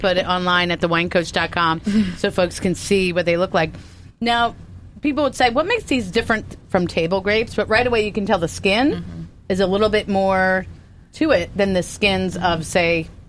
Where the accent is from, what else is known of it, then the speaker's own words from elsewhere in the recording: East Coast, United States; growing up on the East Coast, I'm so familiar with it at so many different wineries